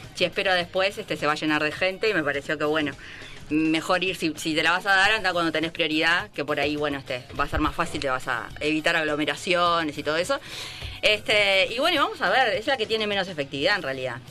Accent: Argentina; moved away; yo soy de Argentina

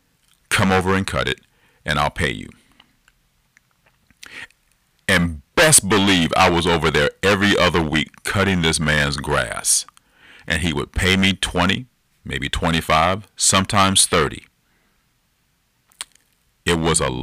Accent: Decatur, Georgia, United States; a middle-class family living in DeKalb County down in Georgia. Or for a good portion of my life, we grew up in Decatur

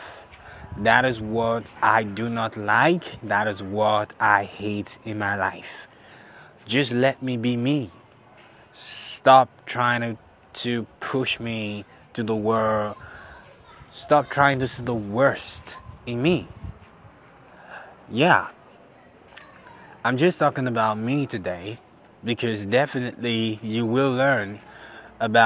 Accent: Benin City, Edo, Nigeria; I'm from Nigeria. I'm a Benin boy

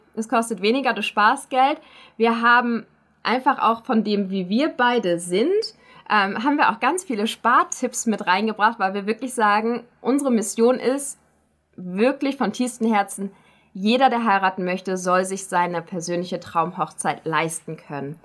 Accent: Germany; now in Schaffhausen, Switzerland; Ich als Deutsche

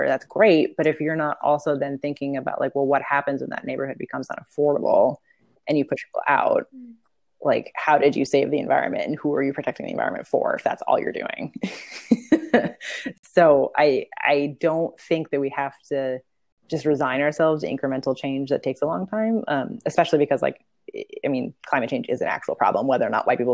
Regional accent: Portland, Oregon, United States; I grew up in Portland too

